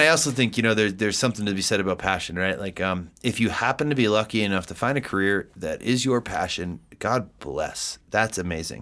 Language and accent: English; East Coast, United States; now in Colorado, United States; I'm from the East Coast. We are very direct people.